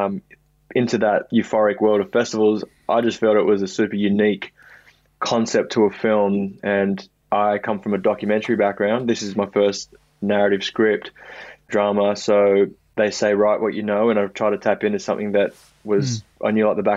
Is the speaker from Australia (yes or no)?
yes; Sydney, New South Wales, Australia; growing up in Maroubra